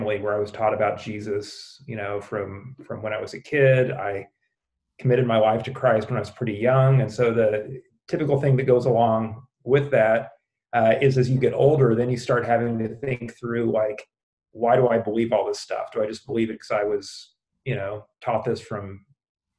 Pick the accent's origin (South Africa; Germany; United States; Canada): United States; Springfield, Missouri; moved away as an adult; also born or lived in Chicago; I grew up in Springfield, Missouri, one of several places that claims to be the buckle of the Bible Belt